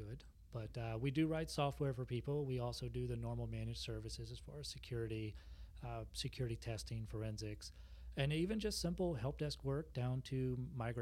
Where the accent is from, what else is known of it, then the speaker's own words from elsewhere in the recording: Denham Springs, Louisiana, United States; So I grew up in Denham Springs, lived next to a cow pasture